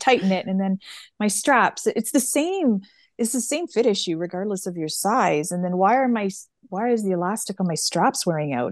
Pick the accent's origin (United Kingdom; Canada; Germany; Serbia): Canada; we're Canadian